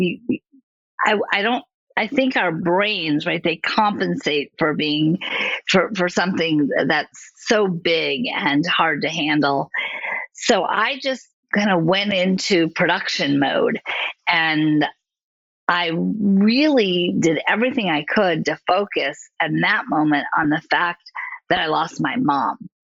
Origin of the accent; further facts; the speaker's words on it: Southfield, Michigan, United States; moved away; also born or lived in California; about 7, we moved from California to Southfield, Michigan